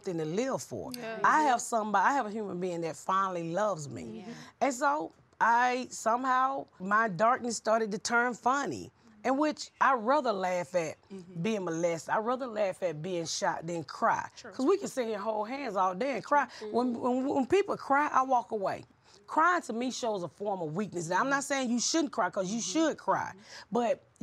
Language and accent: English; Atlanta, Georgia, United States; I grew up here in Atlanta, and when my daughter was first in high school